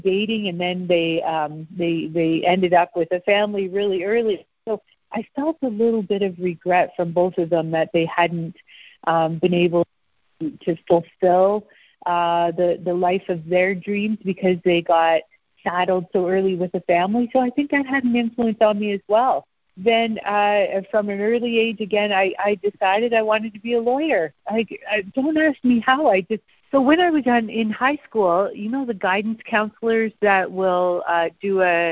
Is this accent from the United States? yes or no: no; Peel region, Ontario, Canada; also born or lived in Ottawa / London, Ontario; I was born in Ottawa, and then my family lived in London, Ontario for a few years. And then by the time I was in the Peel region. So living out in the country, kind of between Milton, Georgetown, Brampton